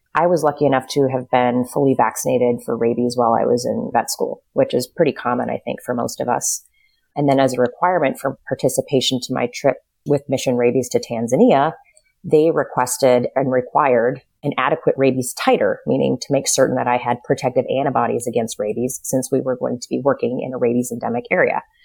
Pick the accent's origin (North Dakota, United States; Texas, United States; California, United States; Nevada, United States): North Dakota, United States; moved away as an adult; also born or lived in Lafayette, Indiana / Chicago; I was raised in North Dakota, pretty small town